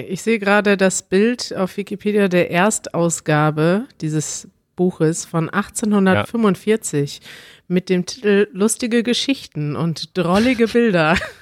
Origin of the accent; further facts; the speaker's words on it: Mexico; German is a second language; ich komme aus Mexiko und ich lerne Deutsch schon seit fast zwei Jahren